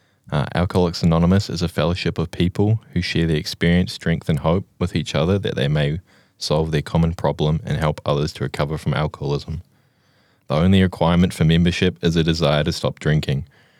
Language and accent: English; Blenheim, Marlborough, New Zealand; I'm originally from Blenheim, but we've moved around the South Island quite a bit.